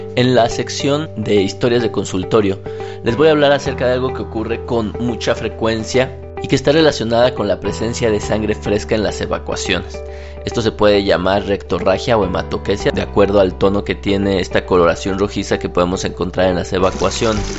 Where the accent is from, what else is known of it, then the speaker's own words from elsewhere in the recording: Mexico; países en vías de desarrollo como el nuestro